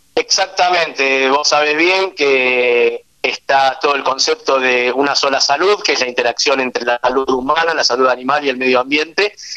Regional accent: Argentina; also born or lived in Israel; Nací en Israel, y desde el año y medio de edad estoy viviendo en Argentina, así que prácticamente viví casi toda mi vida en nuestro país

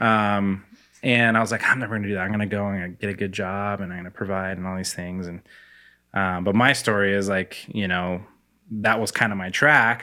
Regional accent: Spokane, Washington, United States; also born or lived in Korea; I grew up in Spokane, went to the same house, like, went to North Central High School

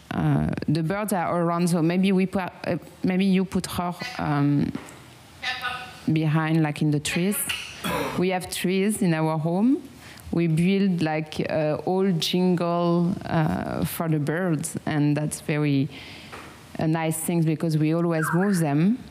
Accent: France; accent: strong French accent; English is a second language; now in Vietnam; I have a strong French accent

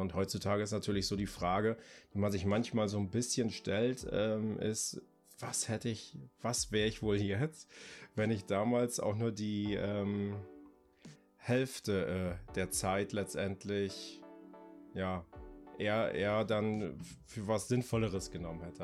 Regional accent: Greifswald, Mecklenburg-Vorpommern, Germany; also born or lived in Bremen; now in Delmenhorst, Germany; Ich komme ursprünglich aus Greifswald, ist eine kleine Stadt an der Ostsee. Ähm, wohne jetzt aber seit 99 in Bremen beziehungsweise in der Nähe von Bremen jetzt im kleinen beschaulichen Delmenhorst

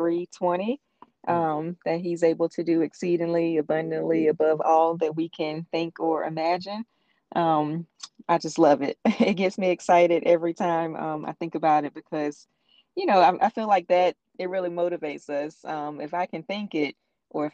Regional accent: Warren County, North Carolina, United States; now in Granville County, United States; I'm originally from Warren County

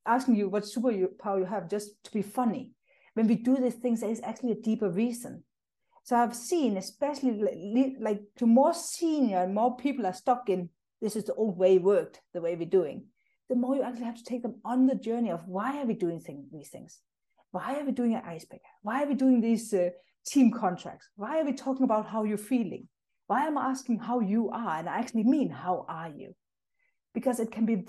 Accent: Denmark; moved away as an adult; now in South Africa; I'm actually originally from Denmark. That's where I grew up and moved

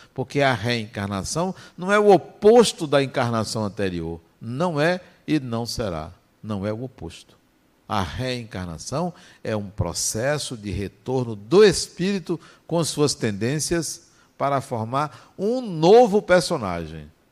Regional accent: interior of Bahia, Brazil; eu nasci na Bahia, nasci no interior da Bahia

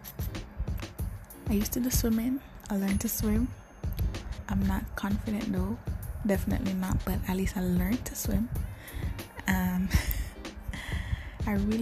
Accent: Jamaica; I am born and raised in Jamaica, the little island in the Caribbean.

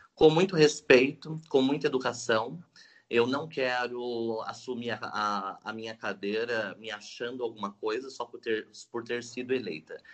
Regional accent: Salesópolis, São Paulo, Brazil; estudei a vida toda aqui em Salesópolis

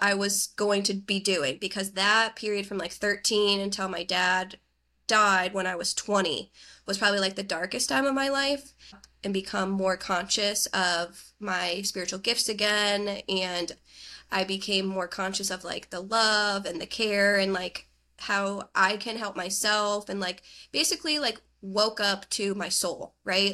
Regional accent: northeastern Pennsylvania, United States; now in Pittsburgh, United States; I grew up in northeastern Pennsylvania

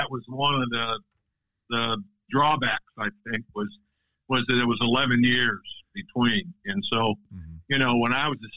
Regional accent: Bremen, Indiana, United States; born or raised there

